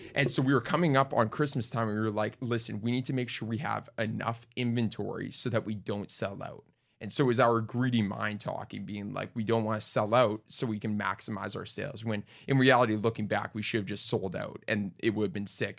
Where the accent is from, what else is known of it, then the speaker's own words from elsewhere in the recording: Winnipeg, Manitoba, Canada; moved away; Born and raised in Winnipeg. Twenty years there.